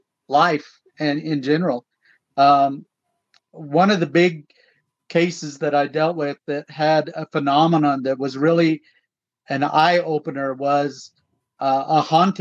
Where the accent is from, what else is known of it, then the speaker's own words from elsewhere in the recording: Tahlequah, Oklahoma, United States; also born or lived in Fort Defiance, Arizona / Navajo Reservation; were taken back to Oklahoma, where we were raised in Tahlequah and that surrounding area